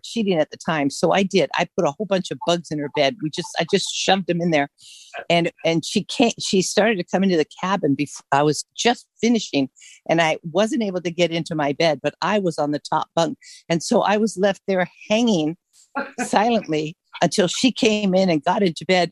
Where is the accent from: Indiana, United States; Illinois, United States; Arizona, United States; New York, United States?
Illinois, United States; Chicago; I was born and raised in Chicago